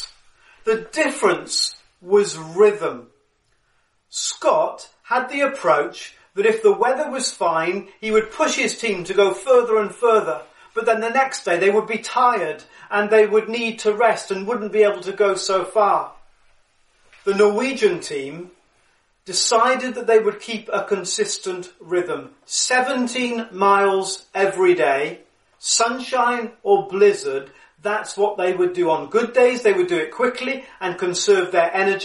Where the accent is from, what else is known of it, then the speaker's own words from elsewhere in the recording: Cardiff, Wales, United Kingdom; just down the road from where I lived growing up in Cardiff, Roath Park Lake